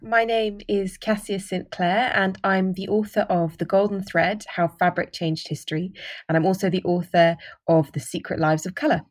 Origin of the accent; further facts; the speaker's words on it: United Kingdom; I'm, I'm British